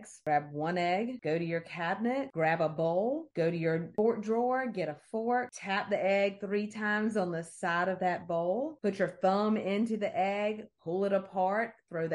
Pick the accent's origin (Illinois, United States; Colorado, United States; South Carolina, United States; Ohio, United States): South Carolina, United States; I'm from South Carolina